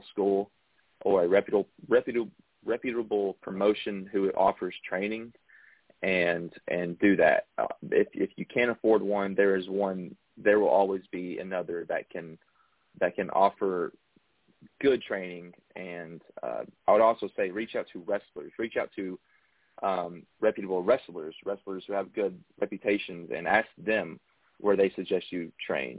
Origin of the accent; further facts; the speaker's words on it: Central Kentucky, United States; I am actually from Central Kentucky